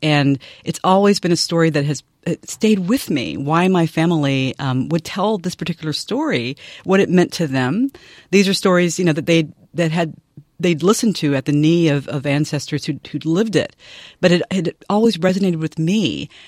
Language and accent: English; Nashville, Tennessee, United States; moved away; I grew up in Nashville, Tennessee